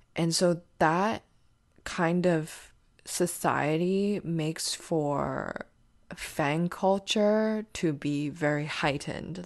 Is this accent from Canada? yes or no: yes; Canada; we're Canadian